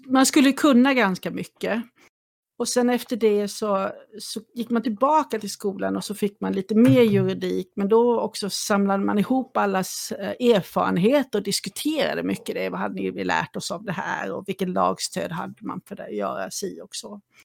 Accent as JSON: {"language": "Swedish", "region": "Småland", "country": "Sweden", "tie": "born or raised there", "also_born_or_lived": "Kalmar", "moved": "yes", "lives_now": "Saltsjöbaden, Sweden", "said": "Jag kommer ju från Småland ursprungligen och eh, ja. från den lilla orten jag bodde i så var Kalmar min närmaste ort"}